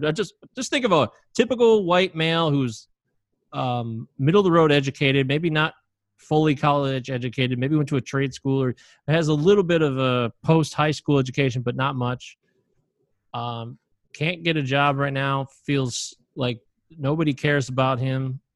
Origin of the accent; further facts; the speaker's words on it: United States; I was born in the United States